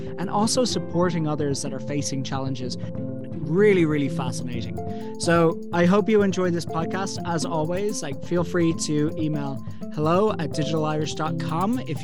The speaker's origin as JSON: {"language": "English", "country": "Ireland", "said": "as an Irish person"}